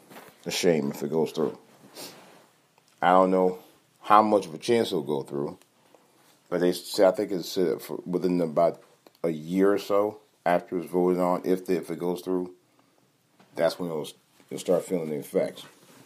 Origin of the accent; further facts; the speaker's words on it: Ohio, United States; And I'll talk about that stupid bitch from my home state, Omarosa, and her firing.